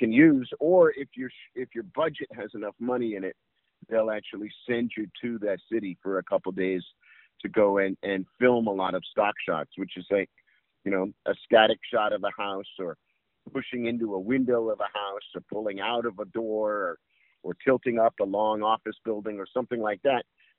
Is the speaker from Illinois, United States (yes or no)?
no; New York City, New York, United States; I grew up in New York City